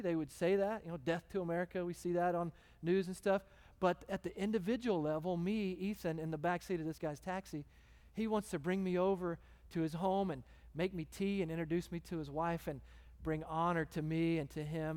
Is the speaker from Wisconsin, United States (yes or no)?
no; Texas, United States; moved away as an adult; also born or lived in The Woodlands, Texas; now in Phoenix, United States; I'm American, two, I'm from Texas